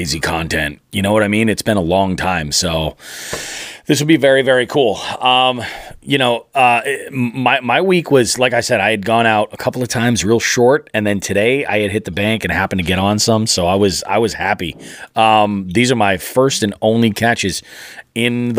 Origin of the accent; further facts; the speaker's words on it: Western Massachusetts, United States; we're born and raised here, both of us. You know, it's like we're from Western Mass through and through.